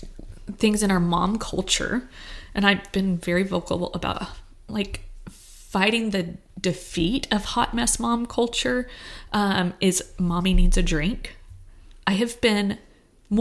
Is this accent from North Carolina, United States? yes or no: no; Texas, United States; I grew up in Texas.